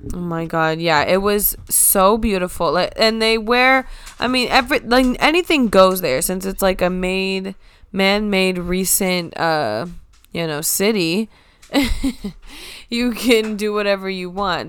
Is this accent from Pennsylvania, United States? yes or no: no; Florida, United States; we are from Florida